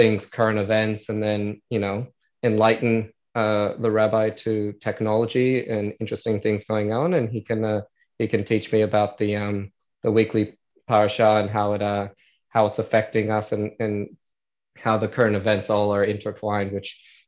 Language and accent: English; Adelaide, South Australia, Australia; accent: American; also born or lived in United States; now in Melbourne, Australia; I born in the US, but I've been in Australia since I was 8 years old. So naturalized Australian, but you'll still hear my American accent